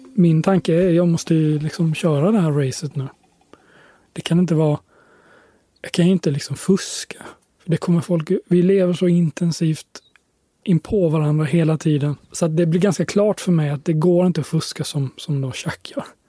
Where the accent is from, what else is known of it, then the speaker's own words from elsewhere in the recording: Sweden; jag kommer från Sverige